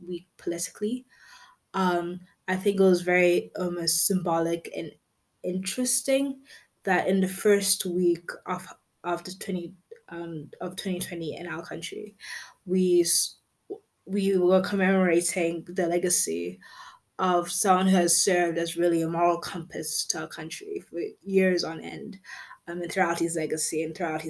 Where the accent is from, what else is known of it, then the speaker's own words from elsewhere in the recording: South Africa; as a South African